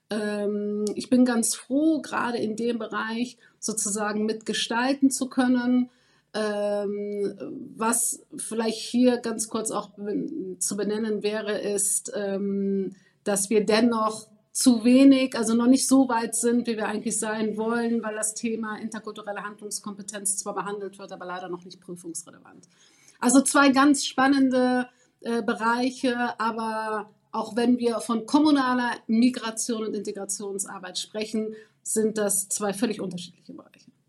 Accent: Germany; ich bin 38 Jahre alt, ähm, ich bin Deutsch-Marokkanerin

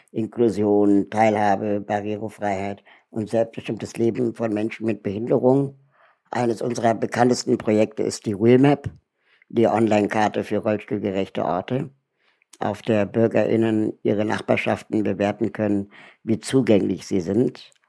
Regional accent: Berlin, Germany; Ich bin 41 Jahre alt äh, und lebe in Berlin ähm, bin hier auch aufgewachsen

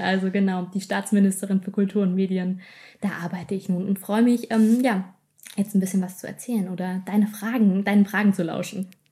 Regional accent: Wiesbaden, Hesse, Germany; also born or lived in Mainz / Giessen; gebürtig komme ich aus Hessen, aus der wunderschönen Landeshauptstadt ähm, Wiesbaden

